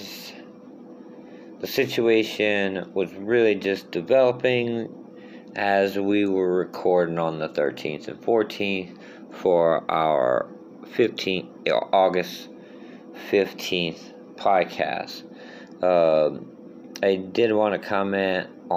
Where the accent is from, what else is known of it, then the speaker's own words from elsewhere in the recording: Thibodaux, Louisiana, United States; also born or lived in Houma, Louisiana; now in Baton Rouge, United States; my hometown of Thibodaux and Houma, where I lived for 12 years